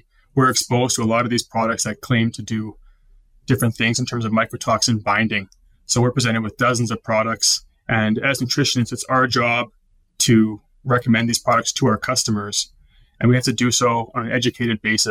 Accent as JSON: {"language": "English", "town": "Calgary", "region": "Alberta", "country": "Canada", "tie": "born or raised there", "said": "born and raised in Calgary, attended University of Calgary"}